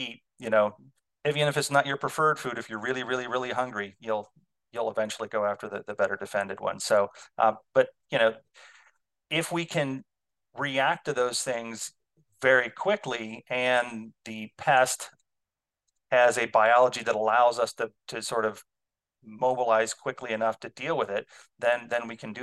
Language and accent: English; Ohio, United States; now in Illinois, United States; I grew up in Ohio